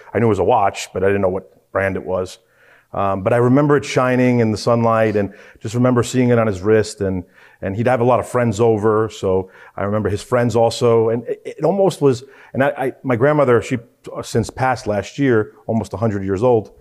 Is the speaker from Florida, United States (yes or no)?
no; New York City, New York, United States; moved away as an adult; also born or lived in New Jersey; now in Atlanta, United States; born and raised in Queens